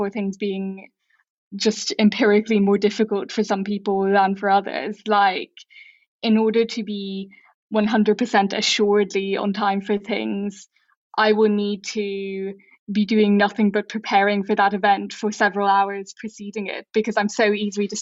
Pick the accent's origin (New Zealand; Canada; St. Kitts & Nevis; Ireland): Ireland; I, as an Irish person, am an ask person who grew up in a guess culture.